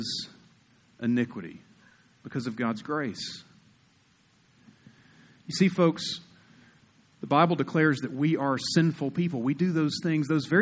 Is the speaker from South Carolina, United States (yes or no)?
yes; South Carolina, United States; moved away as an adult; now in Utah, United States; I grew up in South Carolina, we're 49th in education